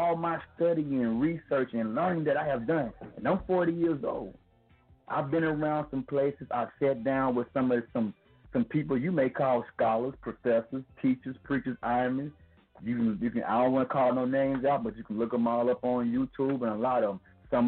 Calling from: Flint, Alabama, United States; From Flint, Alabama. {S4} Man. {S5} What's good? Quarantine style. Reporting live from Flint, Alabama.

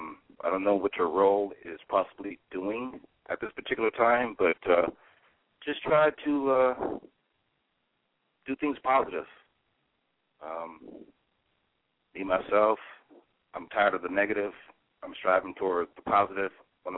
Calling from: Ontario, California, United States; Oh, I'm out here in Ontario, California.

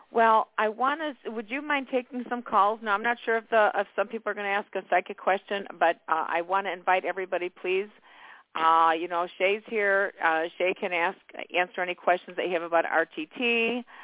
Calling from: Illinois, United States; I'm calling from Illinois, and I just wanted to see what's coming up for my love life.

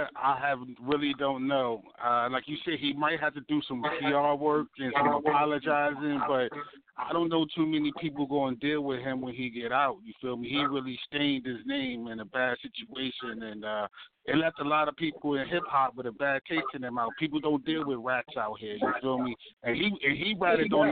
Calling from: Baltimore, Maryland, United States; I'm calling from Baltimore, Maryland, Zone 18, in the house.

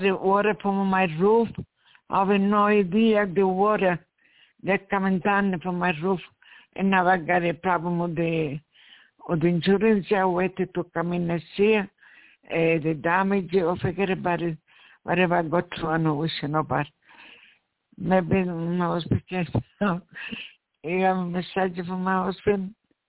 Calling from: New York, United States; English is a second language

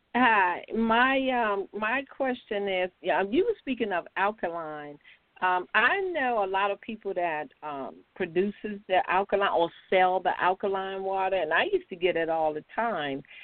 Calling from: North Carolina, United States; I'm calling from North Carolina

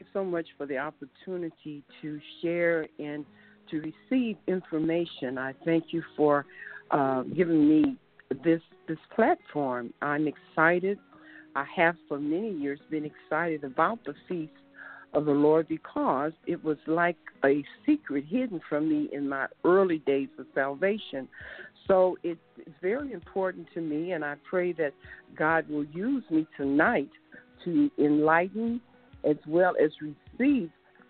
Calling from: Mesa, Arizona, United States; Yes, this is …. I am from Mesa, Arizona.

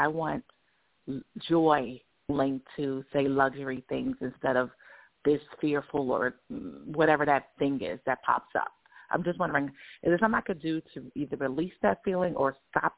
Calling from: New York, United States; Thank you so much for taking my call. I'm calling from New York.

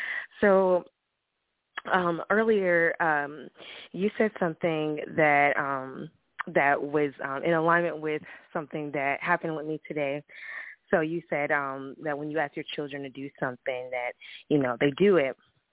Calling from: Illinois, United States; I'm calling from Illinois.

